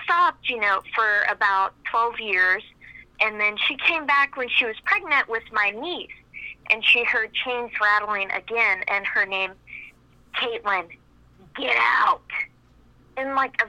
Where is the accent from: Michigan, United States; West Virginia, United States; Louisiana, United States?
West Virginia, United States; We're originally from West Virginia, and we live on a farm that has been in our family since, you know, territory was first discovered in West Virginia.